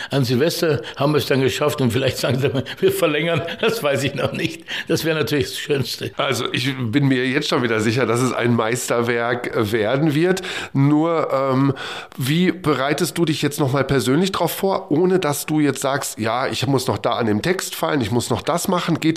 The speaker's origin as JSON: {"language": "German", "town": "Duisburg", "region": "North Rhine-Westphalia", "country": "Germany", "said": "Duisburg. Ähm, ist ja meine Heimat. Ich komme ja aus dem Ruhrgebiet"}